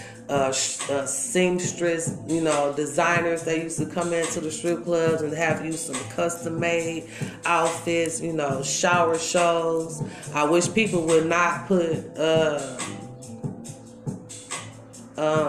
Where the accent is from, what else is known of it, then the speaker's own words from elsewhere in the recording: Milwaukee, Wisconsin, United States; I'm born and raised here in Milwaukee, Wisconsin, baby. Yeah, Milltown.